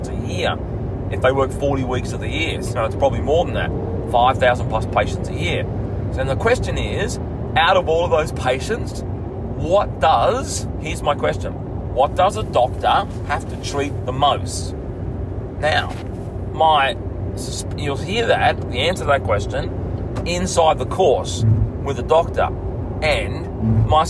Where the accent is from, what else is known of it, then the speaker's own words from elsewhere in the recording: Bega, New South Wales, Australia; my hometown that I grew up in Bega